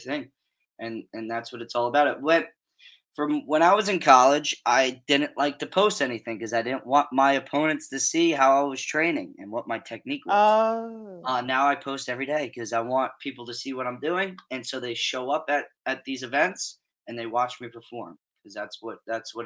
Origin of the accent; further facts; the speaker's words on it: Middlesex County, New Jersey, United States; I'm from Middlesex County, New Jersey